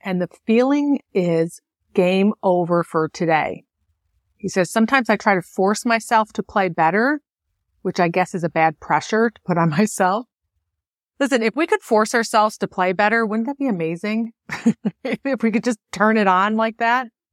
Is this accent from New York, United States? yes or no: yes; Buffalo, New York, United States; as a kid growing up in Buffalo